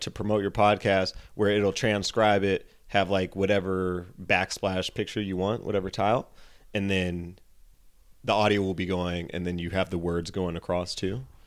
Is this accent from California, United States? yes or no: yes; San Jose, California, United States; moved away; San Jose, California